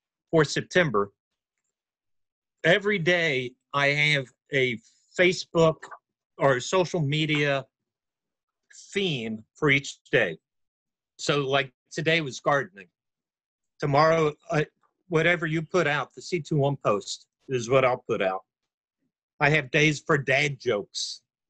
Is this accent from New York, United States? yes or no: no; near Bloomingdale, Florida, United States; I grew up near Bloomingdale